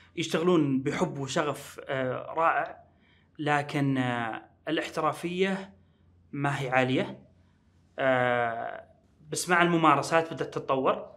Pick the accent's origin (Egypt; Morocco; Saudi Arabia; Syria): Saudi Arabia; Riyadh, Riyadh Province; وأنا من أهل الرياض